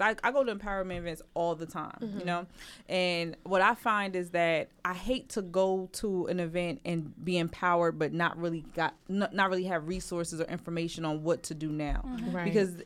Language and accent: English; Trenton, New Jersey, United States; I'm from Trenton. I was born and raised by my grandmother.